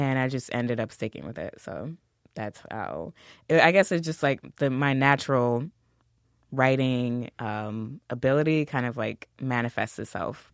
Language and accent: English; New York City, New York, United States; I'm from Queens